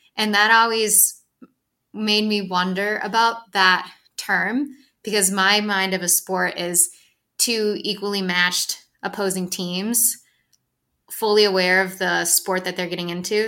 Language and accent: English; Ann Arbor, Michigan, United States; moved away as an adult; also born or lived in Dexter, Michigan; now in Colorado, United States; I'm from Ann Arbor, but I went to school in Dexter